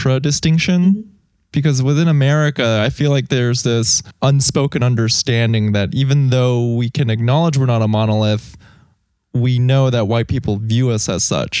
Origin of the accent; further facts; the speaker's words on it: Texas, United States; I grew up in Texas in a predominantly white neighborhood.